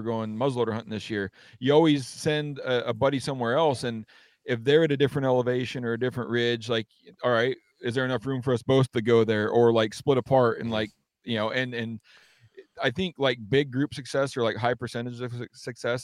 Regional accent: Western Washington, United States; growing up in Western Washington is a lot different aside from maybe like North Idaho, cause it's a jungle here

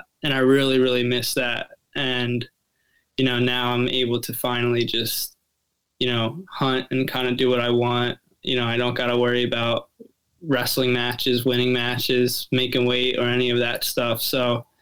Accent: Southeast Pennsylvania, United States; I'm from Southeast PA. I live in Lancaster County.

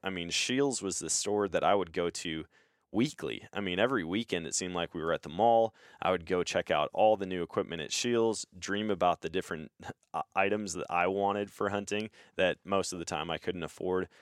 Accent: Eau Claire, Wisconsin, United States; moved away as an adult; also born or lived in Missouri; I grew up in Eau Claire.

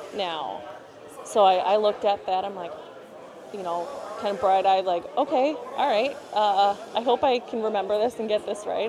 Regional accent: Brookfield, Wisconsin, United States; also born or lived in Milwaukee; I grew up in Brookfield, which is 20 minutes outside the city of Milwaukee, 20 minutes west

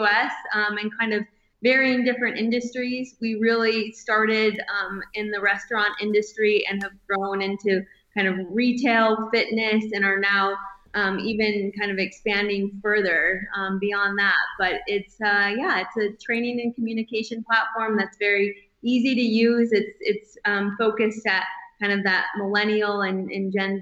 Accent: northern Michigan, United States; moved away as an adult; also born or lived in Colorado / California; now in Bozeman, United States; growing up in northern Michigan, we did all of the outdoor things that you would expect

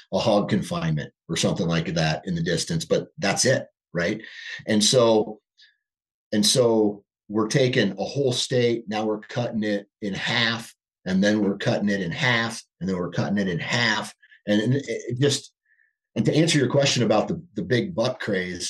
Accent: Iowa, United States; born and raised in Iowa. I live in Iowa

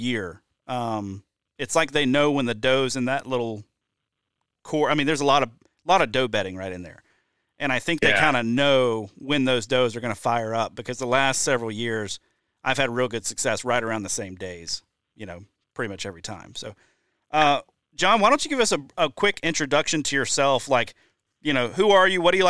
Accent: Deep South, United States; now in Wisconsin, United States; I grew up in the Deep South

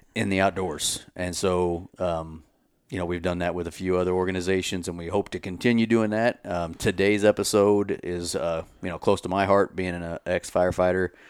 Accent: Kansas City, United States; I grew up in the Kansas City area

